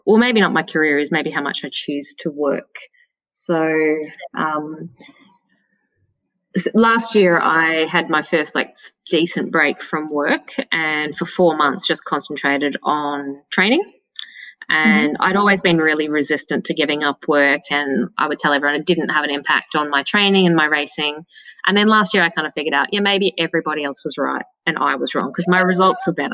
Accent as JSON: {"language": "English", "town": "Melbourne", "region": "Victoria", "country": "Australia", "tie": "born or raised there", "moved": "as an adult", "lives_now": "Queensland, Australia", "said": "I grew up in Melbourne. I was there until late 20s, early 30s, I think."}